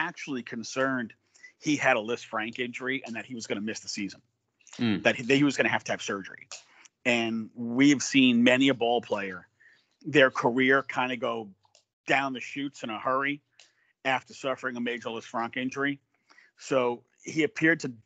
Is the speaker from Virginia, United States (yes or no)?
no; New York, United States; I'm from New York